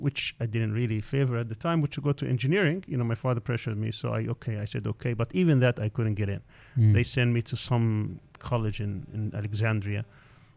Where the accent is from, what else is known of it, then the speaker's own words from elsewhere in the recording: Kuwait; now in Istanbul, Turkey; I was born in Kuwait